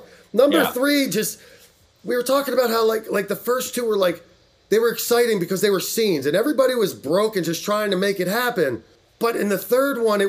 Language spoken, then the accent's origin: English; Philadelphia, Pennsylvania, United States; I'm from Philadelphia